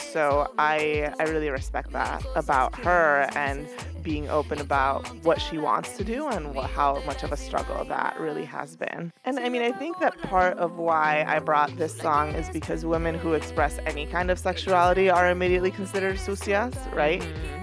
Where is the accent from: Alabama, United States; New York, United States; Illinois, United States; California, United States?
New York, United States; I'm a New Yorker